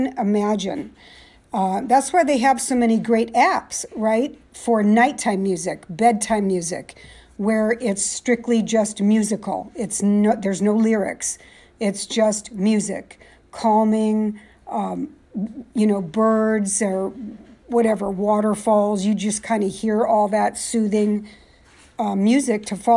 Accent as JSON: {"language": "English", "town": "San Jose", "region": "California", "country": "United States", "tie": "born or raised there", "moved": "yes", "lives_now": "East Coast, United States", "said": "I was born and raised in San Jose, California."}